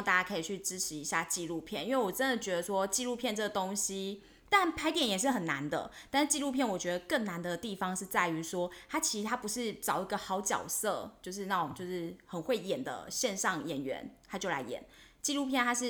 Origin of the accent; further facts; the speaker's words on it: Taiwan; 我是台湾人啊，台湾狼